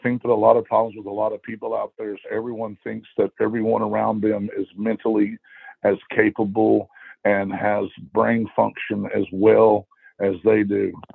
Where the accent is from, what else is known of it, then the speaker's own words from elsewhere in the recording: Texas, United States; I'm from Texas